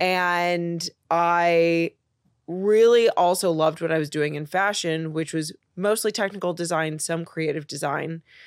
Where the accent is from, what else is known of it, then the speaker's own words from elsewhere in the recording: Chicago, Illinois, United States; moved away as an adult; also born or lived in Los Angeles; now in New York, United States; I'm originally from Chicago.